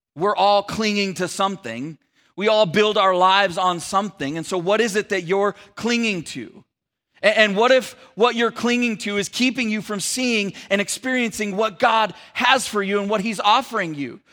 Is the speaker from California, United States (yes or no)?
yes; Sacramento, California, United States; moved away as an adult; also born or lived in San Francisco Bay Area; my wife and I moved from the San Francisco Bay Area to the Sacramento area back, uh, where we were from